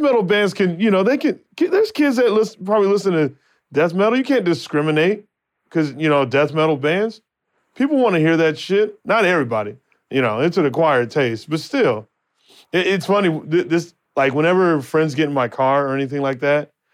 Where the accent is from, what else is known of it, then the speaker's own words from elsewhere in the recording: Phoenix, Arizona, United States; now in Los Angeles, United States; my hometown, Phoenix, Arizona.